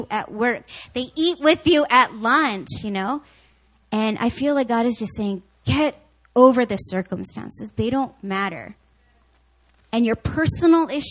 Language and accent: English; Canada; I grew up watching hockey because my brother and because I'm Canadian.